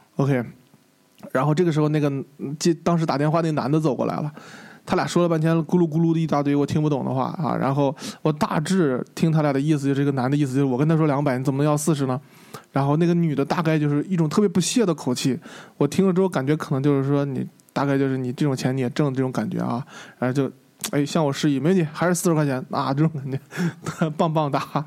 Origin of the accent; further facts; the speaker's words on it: China; 就问你是从哪儿来的？我是从中国。他说 Of course。他说他说没当然了，我当然知道你中国来的。